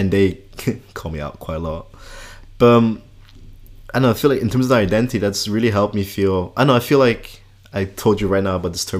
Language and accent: English; Switzerland; also born or lived in Scotland; now in Netherlands; so yeah, I'm Kenyan Dutch. I grew up in Switzerland, spent 4 years in Scotland, now living in the Netherlands